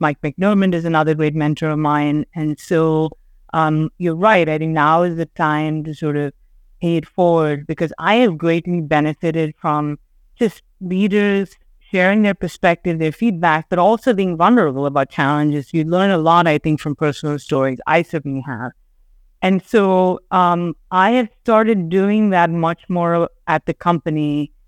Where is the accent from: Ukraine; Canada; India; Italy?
India; Chennai, Tamil Nadu; moved away as an adult; also born or lived in Sri Lanka; now in New York, United States; I grew up living in Chennai in India, but I spent all my summers in New York